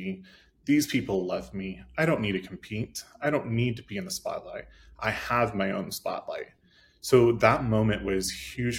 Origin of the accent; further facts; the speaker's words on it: Midwest, United States; I grew up in the Midwest, I'm gay, and so obviously that is not normal around our area, small town America